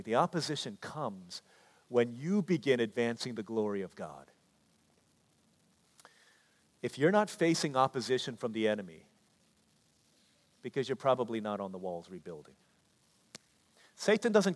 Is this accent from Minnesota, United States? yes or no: no; D.C., Virginia, United States; also born or lived in Washington, D.C.; growing up in Washington, D.C., in Virginia, in the shadow of D.C.